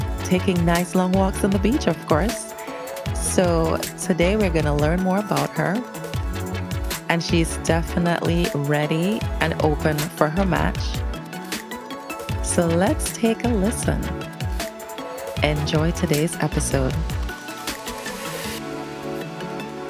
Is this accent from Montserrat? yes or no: yes; Montserrat; moved away; where I'm from is from Montserrat